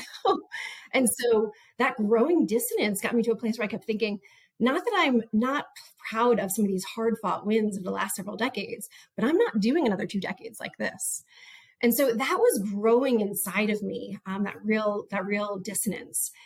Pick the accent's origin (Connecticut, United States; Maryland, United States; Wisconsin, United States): Maryland, United States; Montgomery; moved away as an adult; also born or lived in New Orleans / Compton; my public education that I had received growing up in Montgomery, Maryland